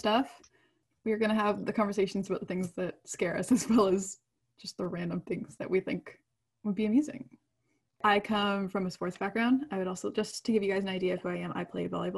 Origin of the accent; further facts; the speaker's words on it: Canada; we're Canadian. We live up in the north.